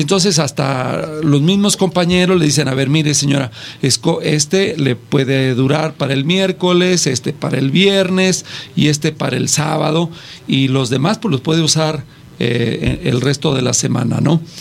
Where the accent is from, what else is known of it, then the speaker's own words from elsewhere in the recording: Mexico; nosotros como mexicanos